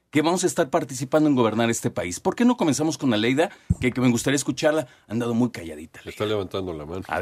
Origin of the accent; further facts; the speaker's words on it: Mexico; Porque como mexicanos no sentimos eso.